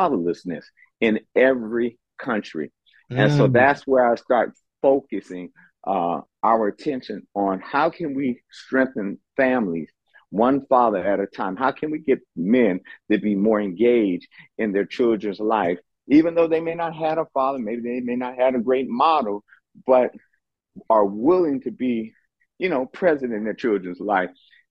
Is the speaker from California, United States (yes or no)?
yes; Oakland, California, United States; I'm from Oakland, California, born and raised there